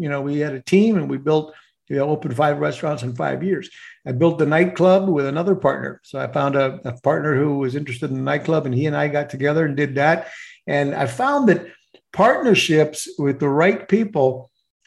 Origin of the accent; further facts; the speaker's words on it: Puerto Rico; I grew up in Puerto Rico, although I'm Mexican descendants